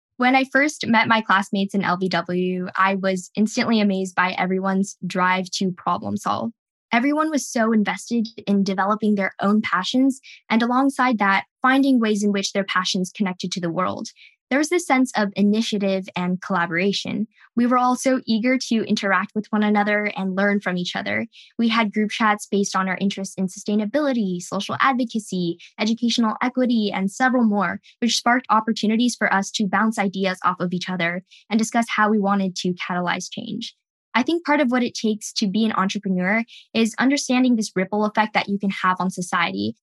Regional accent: California, United States; Growing up in California

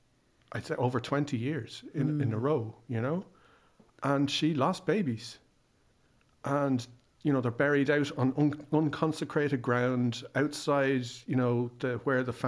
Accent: Ireland; I'm Irish

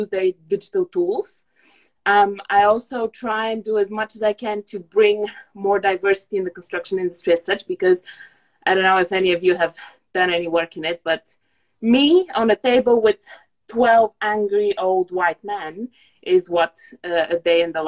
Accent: Bulgaria; now in United Kingdom; I'm originally Bulgarian

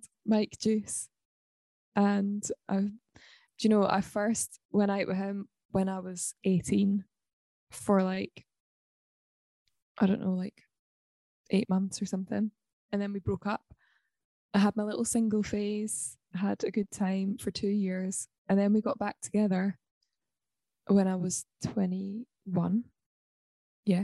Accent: Livingston, Scotland, United Kingdom; also born or lived in Balerno; I am a girl from Scotland. I'm half Swedish. I grew up in Livingston, which is sort of in between Edinburgh and Glasgow. And then I moved to a village called Balerno

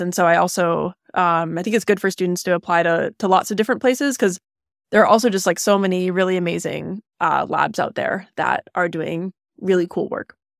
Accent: California, United States; I grew up in California, um, about an hour east of where I am right now

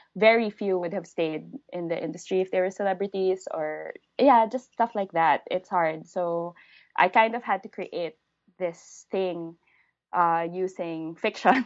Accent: Philippines; first language English; I'm a Filipino living in the Philippines

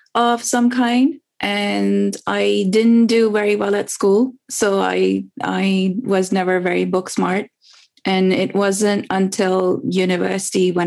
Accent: Karachi, Sindh, Pakistan; now in United Kingdom; I was born and raised in Pakistan. So I grew up in a city called Karachi, which is the biggest city of Pakistan.

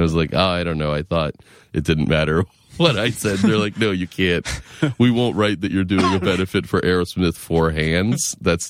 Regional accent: Lexington, Massachusetts, United States; I am. I'm from outside Boston. I grew up in Lexington, Mass, and then I went to Western Mass for school.

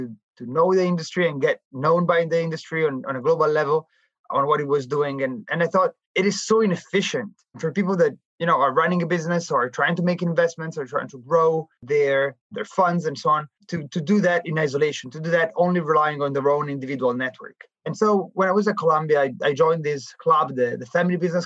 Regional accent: Milan, Lombardy, Italy; moved away as an adult; also born or lived in New York; I was born and raised in Milan

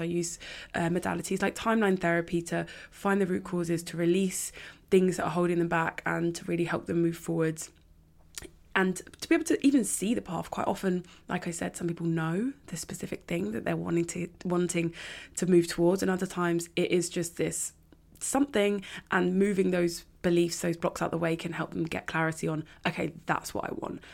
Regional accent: London, United Kingdom; I grew up in North London on the outskirts

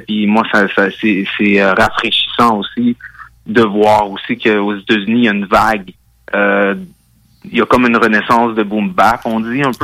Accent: Gatineau, Quebec, Canada; also born or lived in Hull, Quebec; originalement, je viens de Gatineau, le secteur

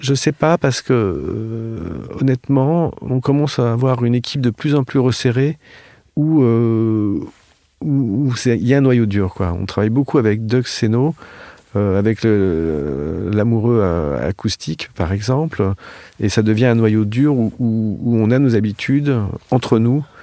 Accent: France; nous, en tant que Français

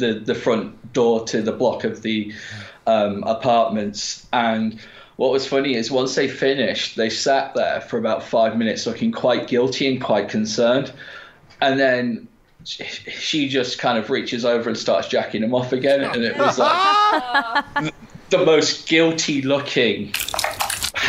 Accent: United Kingdom; we're British

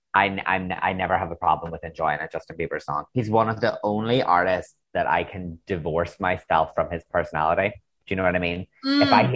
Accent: Northern Ireland, United Kingdom; accent: Northern Irish; I'm too Irish, but we've got Northern Irish accents.

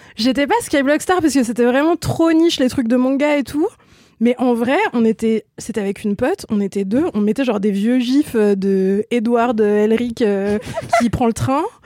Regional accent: Ain, near Lyon, Auvergne-Rhône-Alpes, France; born or raised there; moved away

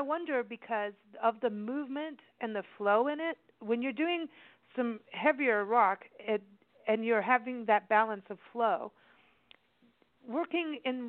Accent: Kenya; also born or lived in South Africa; and I grew up in Kenya as a kid in South Africa

